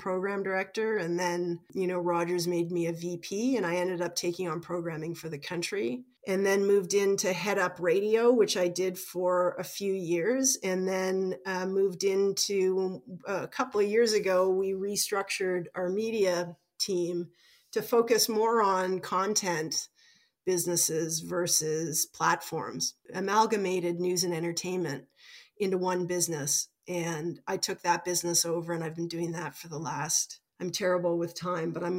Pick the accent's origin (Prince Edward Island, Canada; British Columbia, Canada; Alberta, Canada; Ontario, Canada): Ontario, Canada; Toronto; born or raised there